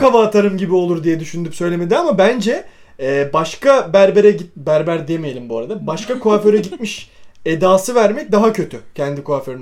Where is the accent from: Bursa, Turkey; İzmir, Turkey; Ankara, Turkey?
Bursa, Turkey; biz Bursalıyız